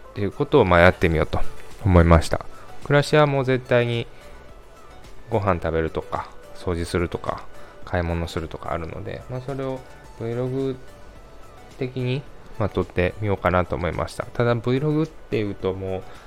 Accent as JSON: {"language": "Japanese", "region": "Kansai", "country": "Japan", "tie": "born or raised there", "accent": "Kansai dialect", "said": "出身生まれは関西で今も関西に住んでいますなのでちょくちょく関西弁が出ますが、えー、関西出身なのでご容赦ください"}